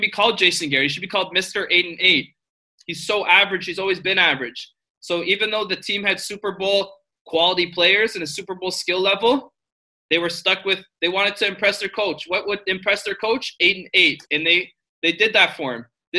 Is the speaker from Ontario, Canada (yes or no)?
yes; Southern Ontario, Canada; I'm from Southern Ontario